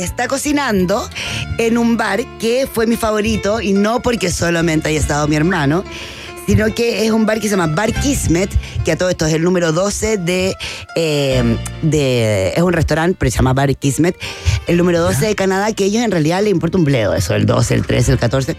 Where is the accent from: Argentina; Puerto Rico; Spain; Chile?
Chile; vengo de Chile